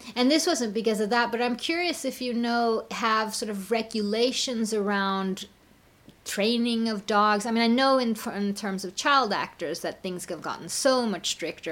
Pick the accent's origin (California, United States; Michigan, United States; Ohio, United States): California, United States; Pasadena; born or raised there